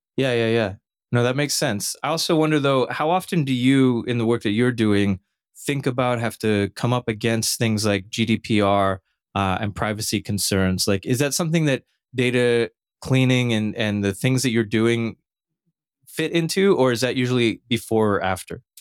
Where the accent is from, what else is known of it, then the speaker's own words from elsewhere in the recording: Canada; now in United States; a Canadian who lives in the United States